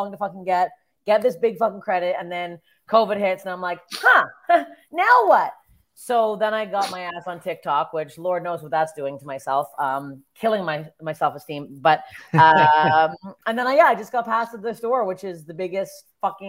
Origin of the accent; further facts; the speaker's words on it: Canada; moved away as an adult; now in Los Angeles, United States; as a Canadian